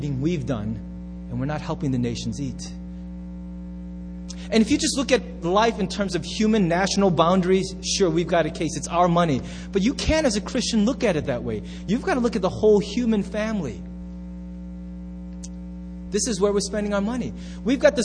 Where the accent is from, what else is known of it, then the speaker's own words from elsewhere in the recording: United States; I'm so American